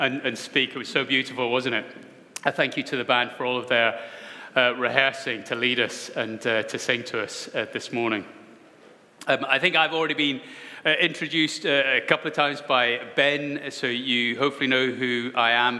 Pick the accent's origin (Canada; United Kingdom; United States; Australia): United Kingdom; Scotland; as a Scotsman